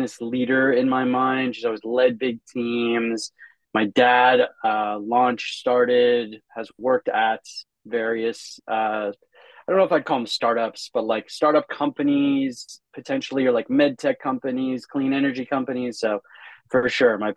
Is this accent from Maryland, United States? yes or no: no; Minnesota, United States; moved away as an adult; also born or lived in Michigan / Chicago; I grew up in Minnesota